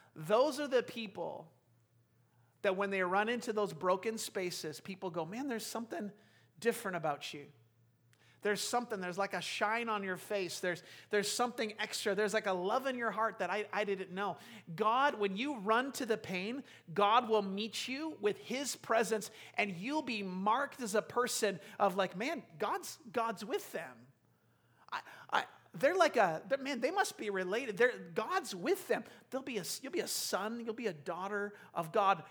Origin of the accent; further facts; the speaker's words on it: United States; we're so American